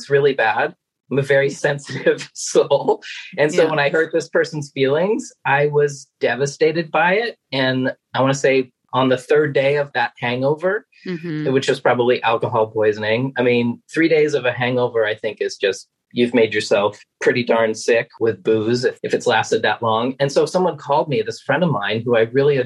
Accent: Maine, United States; I'm originally from Maine

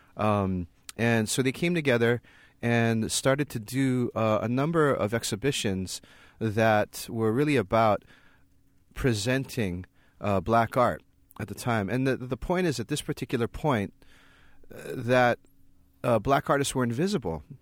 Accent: Hawaii, United States; moved away as an adult; also born or lived in Berkeley, California; I grew up in Hawaii

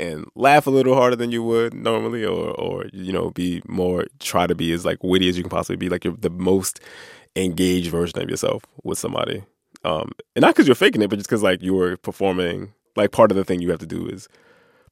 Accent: Philadelphia, Pennsylvania, United States; I grew up with in Philly

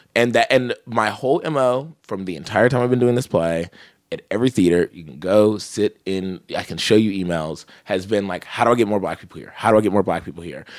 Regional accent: California, United States; I'm from California

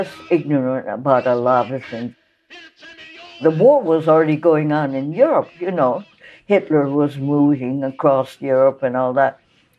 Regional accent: San Pedro, California, United States; growing up in San Pedro

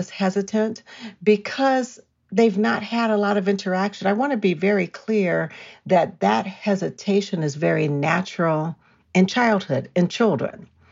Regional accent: California, United States; now in Colorado, United States; I'm from California

